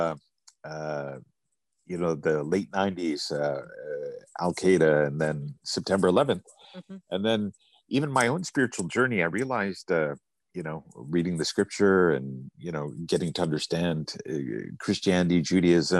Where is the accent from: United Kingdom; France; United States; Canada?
Canada; I'm from Canada.